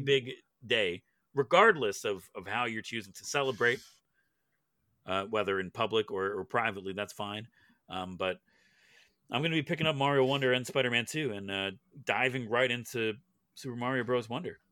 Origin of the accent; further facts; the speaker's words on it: Canada; As a Canadian, we don't get anything up here